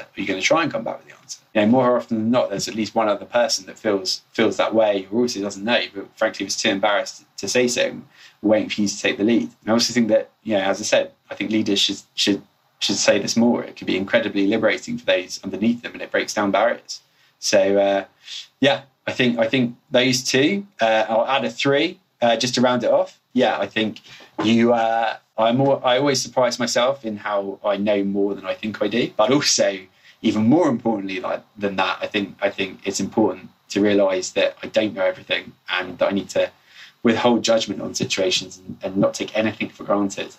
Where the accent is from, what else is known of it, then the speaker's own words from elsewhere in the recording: England, United Kingdom; I'm English